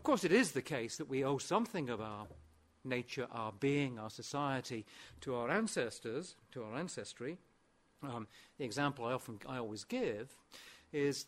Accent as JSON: {"language": "English", "town": "Aberystwyth", "region": "Wales", "country": "United Kingdom", "tie": "born or raised there", "first_language": "Welsh", "second_language": "English", "said": "I'm actually speaking my second language at the moment, because my first language is, or at least was, Welsh, and I was brought up in West Wales and Aberystwyth"}